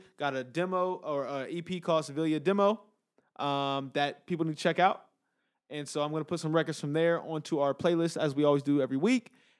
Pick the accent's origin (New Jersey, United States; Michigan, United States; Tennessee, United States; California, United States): California, United States; Los Angeles; I'm from the West Coast, OT. I'm from LA, man.